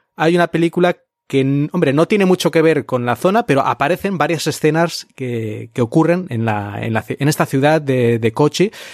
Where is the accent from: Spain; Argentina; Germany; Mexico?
Spain; also born or lived in Japan; now in China; en España hemos tenido